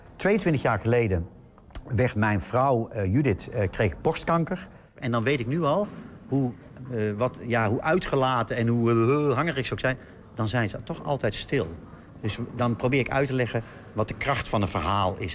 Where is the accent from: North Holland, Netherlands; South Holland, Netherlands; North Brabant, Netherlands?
North Brabant, Netherlands; now in Amsterdam, Netherlands; ik ben Brabander. Ik woon in Amsterdam